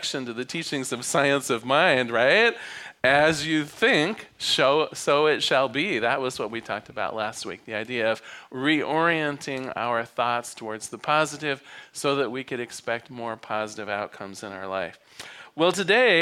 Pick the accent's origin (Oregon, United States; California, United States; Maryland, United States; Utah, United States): Oregon, United States; Newport; also born or lived in Eugene, Oregon; I was born on the Oregon coast. I was used to silence at night. I mean, Newport, Oregon at 5 o'clock, it folds up